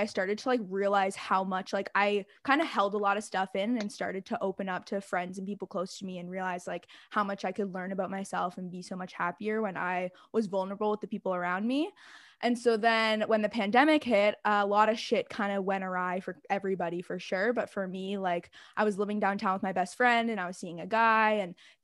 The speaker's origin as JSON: {"language": "English", "town": "Toronto", "region": "Ontario", "country": "Canada", "tie": "born or raised there", "said": "I was born and raised in Toronto."}